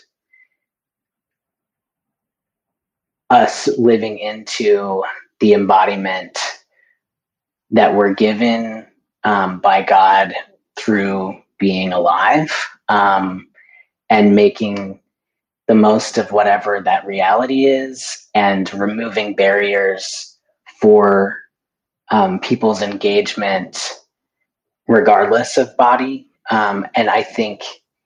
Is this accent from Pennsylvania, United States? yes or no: no; North Carolina, United States; moved away as an adult; also born or lived in Denver, Colorado; now in San Francisco Bay Area, United States; I came from North Carolina, where I grew up